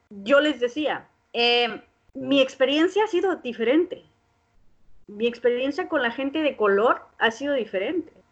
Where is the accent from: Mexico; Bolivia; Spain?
Mexico; Entonces, eh, yo como mexicana les dije, yo apoyo esa causa.